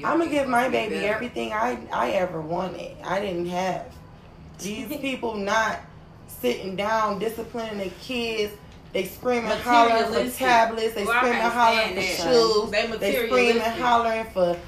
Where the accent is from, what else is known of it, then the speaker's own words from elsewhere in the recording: Detroit, Michigan, United States; growing up in Detroit, I went to mostly black schools in the beginning.